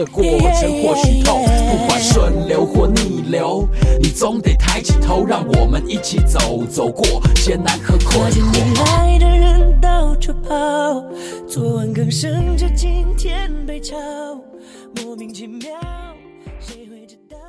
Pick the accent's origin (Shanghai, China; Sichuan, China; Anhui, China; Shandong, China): Sichuan, China; Chengdu